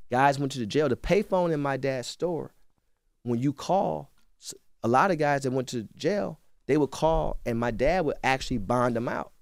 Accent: Cleveland, Ohio, United States; I'm from Cleveland

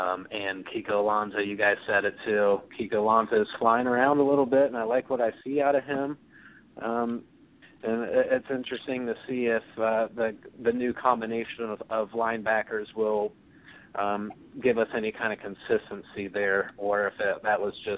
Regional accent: Southeast Ohio, United States; I was born and raised in Southeast Ohio

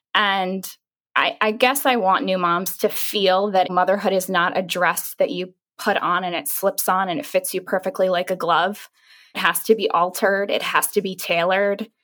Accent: New York City, New York, United States; I'm a New Yorker.

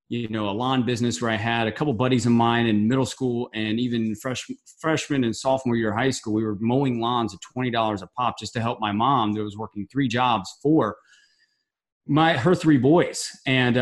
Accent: St. Charles, Missouri, United States; moved away; I was originally raised from St. Charles, Missouri, which is a small town outside of St. Louis

